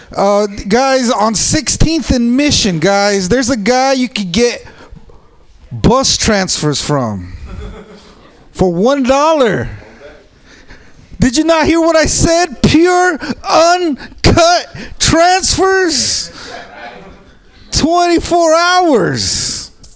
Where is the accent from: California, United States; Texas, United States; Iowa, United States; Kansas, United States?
California, United States; San Jose; I'm from San Jose